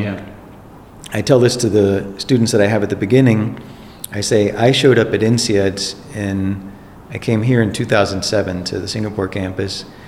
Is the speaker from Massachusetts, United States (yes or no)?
no; Baton Rouge, Louisiana, United States; moved away; I was born in Baton Rouge, Louisiana in 1973. I went to schools in Baton Rouge, Louisiana